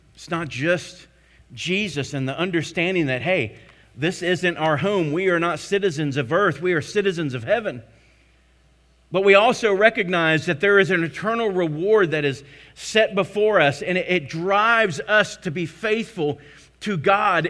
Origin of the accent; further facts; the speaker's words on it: Tarpon Springs, Florida, United States; Tarpon Springs, I grew up in Florida